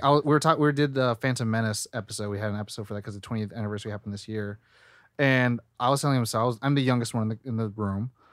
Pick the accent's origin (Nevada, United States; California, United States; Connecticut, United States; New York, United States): California, United States; Sacramento; moved away; I'm from Sacramento originally